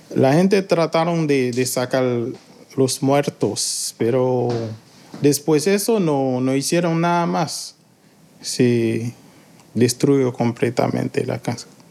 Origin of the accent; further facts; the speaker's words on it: Haiti; moved away as an adult; also born or lived in Port-au-Prince, Haiti; now in Chile; ya no estoy en mi país